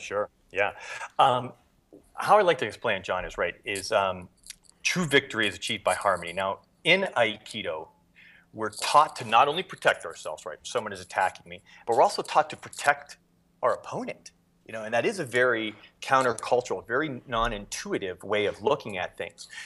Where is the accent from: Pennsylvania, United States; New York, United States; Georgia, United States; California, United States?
Pennsylvania, United States; Erie; moved away as an adult; also born or lived in Japan; I grew up in Erie, Pennsylvania